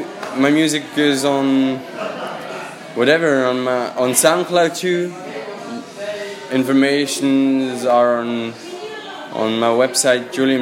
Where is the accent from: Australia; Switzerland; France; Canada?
Switzerland; English is a second language; moved away as an adult; now in London, United Kingdom; I'm originally from Switzerland.